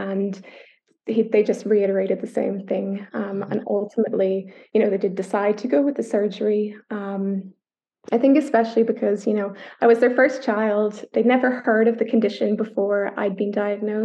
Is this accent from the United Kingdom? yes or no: yes; Northern Ireland, United Kingdom; I don't know if the accent gives it away, but I'm from Ireland. I was born in Northern Ireland